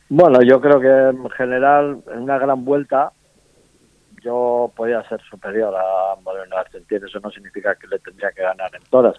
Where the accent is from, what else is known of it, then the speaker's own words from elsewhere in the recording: Basque Country, Spain; en las famosas cenas que solemos hacer aquí en el País Vasco